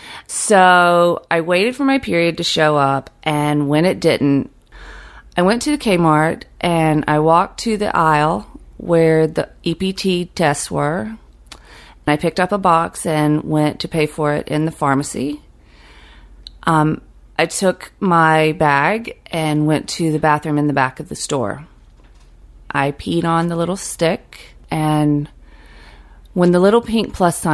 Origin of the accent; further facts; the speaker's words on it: Fitzgerald, Georgia, United States; now in Brooklyn, United States; Growing up in South Georgia, I spent a lot of time fantasizing about getting out of South Georgia.